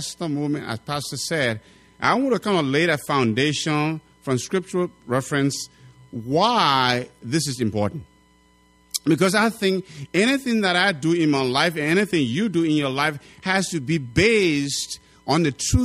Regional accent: Liberia; now in Wisconsin/Minnesota area, United States

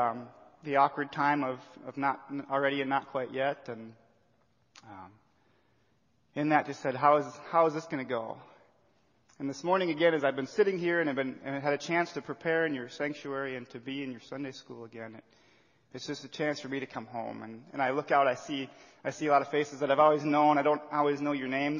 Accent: Watertown, South Dakota, United States; I was born and raised in Watertown, South Dakota

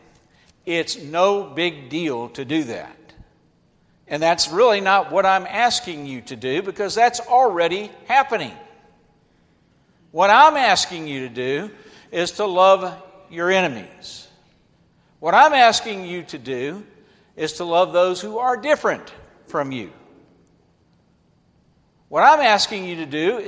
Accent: Atlanta, Georgia, United States; I grew up in Atlanta, Georgia

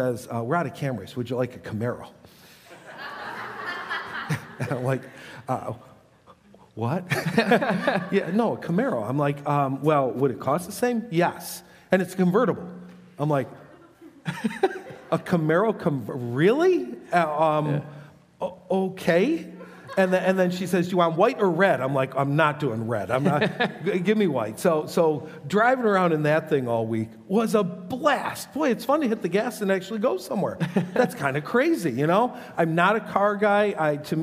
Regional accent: Buffalo, New York, United States; I've been a Bills fan all my life growing up in Buffalo

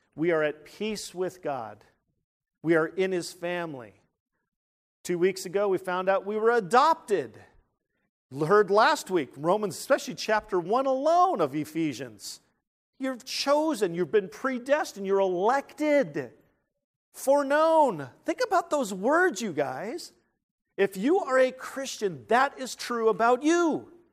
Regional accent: San Jose, California, United States; moved away; the Winchester Mansion in San Jose, California. That's where I'm from

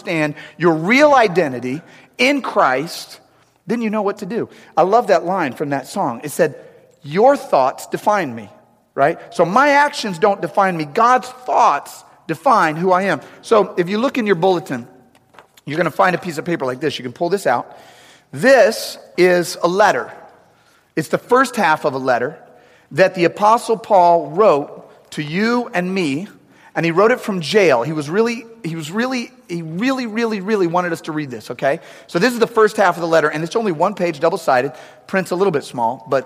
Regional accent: St. Louis, Missouri, United States; also born or lived in St. Charles; we're both from St. Louis.

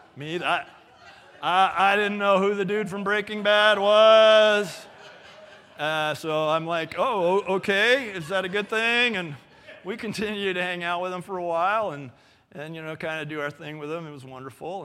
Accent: Los Angeles, California, United States; moved away; I grew up in Canoga Park.

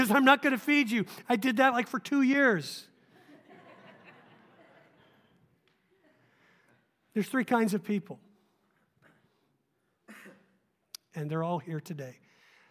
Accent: Oregon, United States; I'm a little up in years, and I grew up in Oregon

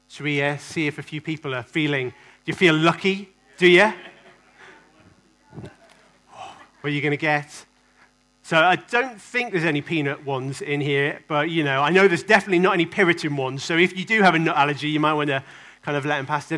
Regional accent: England, United Kingdom; I kind of love being English.

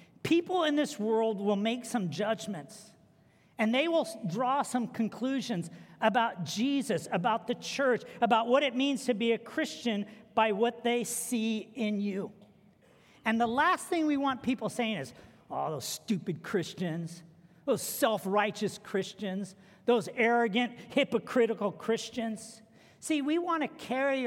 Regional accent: United States

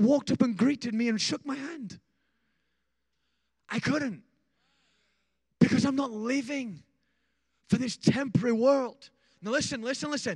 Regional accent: Rotherham, Yorkshire and the Humber, United Kingdom; I started on the streets of my hometown in a place called Rotherham, England.

